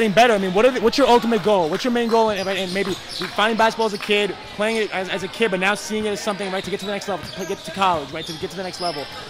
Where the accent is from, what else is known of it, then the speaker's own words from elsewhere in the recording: New York, United States; I'm from New York.